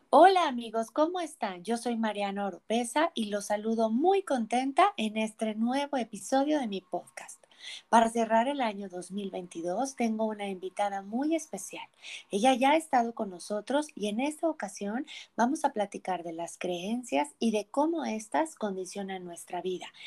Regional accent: Durango, Mexico; moved away; also born or lived in Puebla; yo nací en Puebla, pero yo crecí en la ciudad de Durango

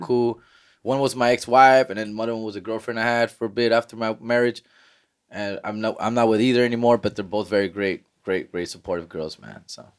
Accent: Huntington Park, California, United States; I'm from Huntington Park

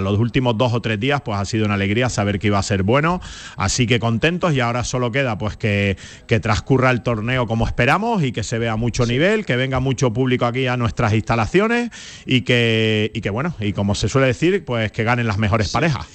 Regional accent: Canary Islands, Spain; moved away; hasta de mi tierra, hasta de Canarias

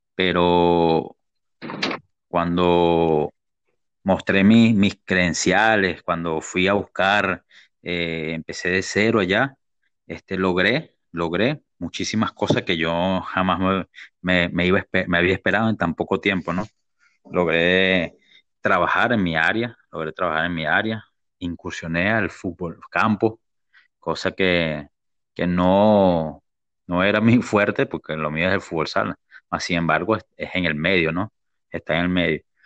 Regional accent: Venezuela; moved away as an adult; now in Lima, Peru; De, de mi tierra, Venezuela

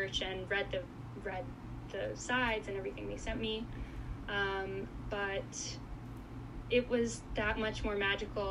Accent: South Florida, United States; also born or lived in Goiânia, Brazil; now in Illinois, United States; I grew up in South Florida

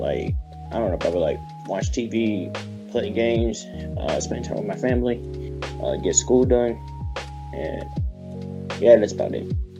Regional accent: Columbus, Ohio, United States; now in San Antonio, United States; I'm 15 years old. I'm in the 10th grade. I'm from Columbus, Ohio, but I live in San Antonio, Texas.

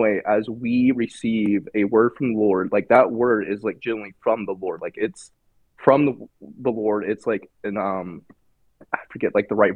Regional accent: Indiana, United States; now in North Carolina, United States; I was from Indiana

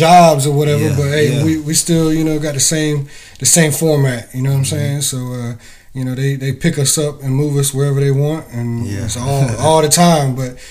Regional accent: North Carolina, United States; I'm from North Carolina, man. I grew up on the beach, about 3 hours from here.

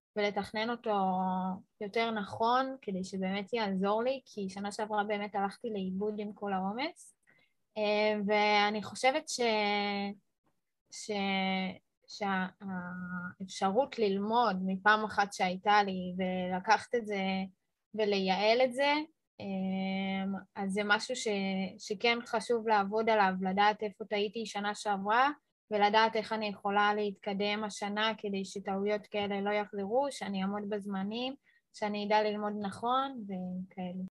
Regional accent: Petah Tikva, Central District, Israel; אני מפתח תקווה

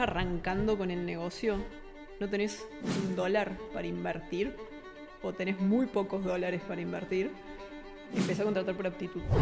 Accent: Argentina; Yo soy argentina, paso mucho tiempo en el país

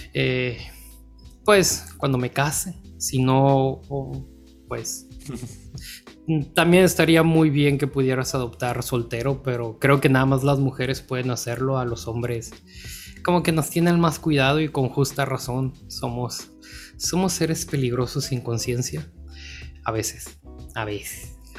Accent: Sinaloa, Mexico; como sinaloense compartimos eso

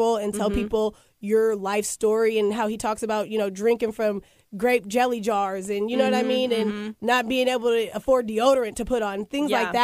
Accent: Tacoma, Washington, United States; Like I'm from Tacoma, so a lot of like what I see and what I grew up seeing is like what's in my music, you know?

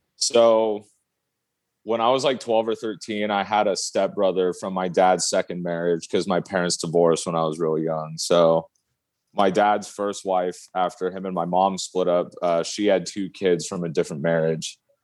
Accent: Oregon, United States; I grew up in Oregon, out in the country, out in the sticks.

